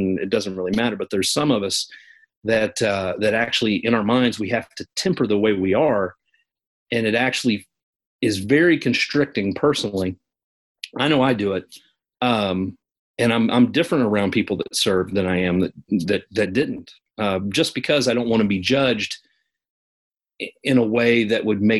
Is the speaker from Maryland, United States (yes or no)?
no; Kentucky, United States; accent: Kentucky country; I'm a hillbilly. But when I talk to my mom on the phone, my Kentucky country accent comes way out.